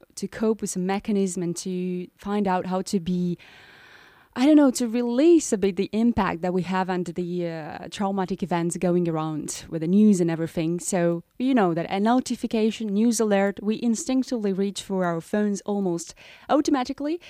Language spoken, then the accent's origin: English; Moldova; I'm from Moldova